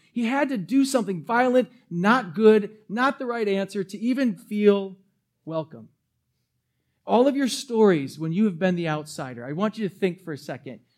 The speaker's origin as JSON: {"language": "English", "town": "New Berlin", "region": "Wisconsin", "country": "United States", "tie": "born or raised there", "also_born_or_lived": "Milwaukee", "said": "My family moved when I was going into fourth grade, the summer of going into fourth grade. I moved from Milwaukee"}